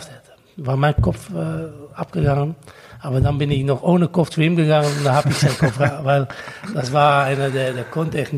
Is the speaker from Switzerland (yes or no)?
no; Netherlands; German is a second language; als Holländer